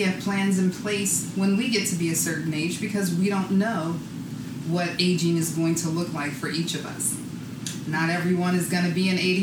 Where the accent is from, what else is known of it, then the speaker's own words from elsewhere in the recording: San Francisco, California, United States; now in Philadelphia, United States; I'm originally from San Francisco, but I definitely consider myself both a San Francisco and a Philly girl.